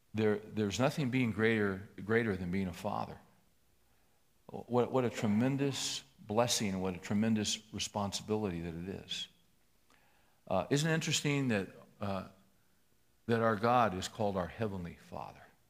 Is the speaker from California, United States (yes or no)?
yes; Bakersfield, California, United States; I was raised in Bakersfield